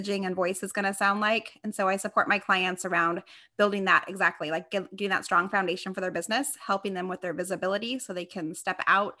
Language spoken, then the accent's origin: English; Las Vegas, Nevada, United States; now in Temecula, United States; I am born and raised in Las Vegas, Nevada, but I currently live in Temecula, California.